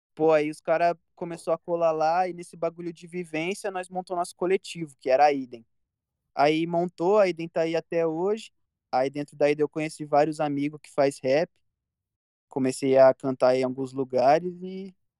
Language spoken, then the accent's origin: Portuguese; Campinas, São Paulo, Brazil; Eu, eu cresci e nasci no Parque Industrial, que é uma, re... é uma região aqui de Campinas